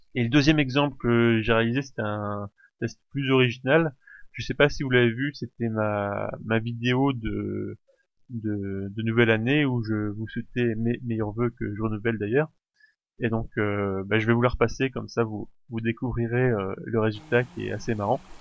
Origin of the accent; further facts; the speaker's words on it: France; chez nous en France